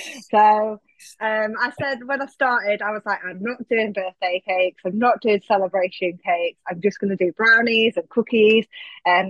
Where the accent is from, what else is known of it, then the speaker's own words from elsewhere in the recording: Lincoln, East Midlands, United Kingdom; now in Nottinghamshire, United Kingdom; home is Lincoln in Lincolnshire. Mm. That's where I was born. That's where I grew up.